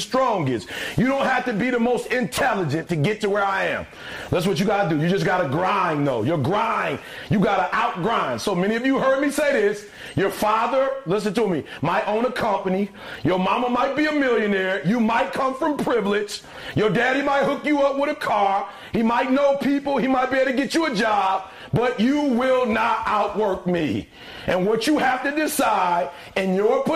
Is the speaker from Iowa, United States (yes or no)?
no; Detroit, Michigan, United States; I'm from Detroit, homeless